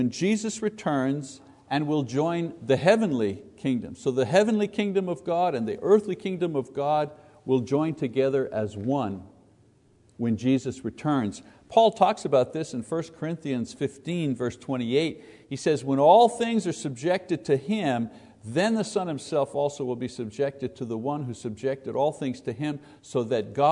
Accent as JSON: {"language": "English", "region": "Quebec", "country": "Canada", "tie": "born or raised there", "said": "I was born in Quebec, born as a Catholic, served as an altar boy, went to seminary, taught Catholic school"}